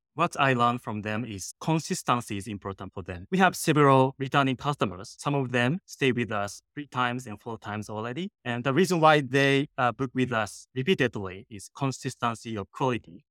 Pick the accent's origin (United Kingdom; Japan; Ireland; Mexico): Japan; English is a second language; moved away as an adult; now in San Francisco, United States; I'm originally from Japan and came to San Francisco. I didn't have friends. I didn't have money. Mm-hmm. I didn't speak English